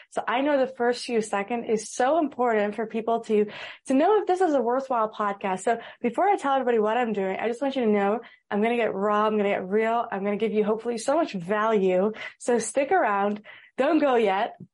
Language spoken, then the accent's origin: English; Amsterdam, North Holland, Netherlands; born there; also born or lived in United States; Uh, I was born in Amsterdam and I lived in America for a few years, which is why I have the accent.